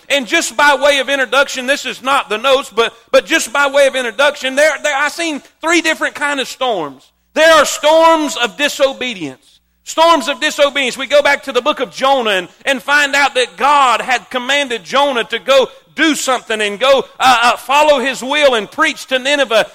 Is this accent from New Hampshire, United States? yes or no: no; South Florida, United States; moved away; I grew up in South Florida my whole life